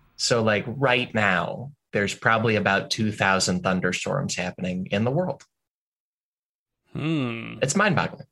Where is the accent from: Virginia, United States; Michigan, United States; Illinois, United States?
Illinois, United States; growing up in Illinois, which has a lot of thunderstorms.